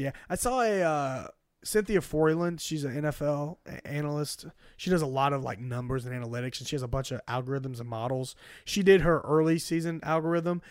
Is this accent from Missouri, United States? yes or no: yes; Columbia, Missouri, United States; we're from Columbia. That's where we live now, and that's where Drew played his college days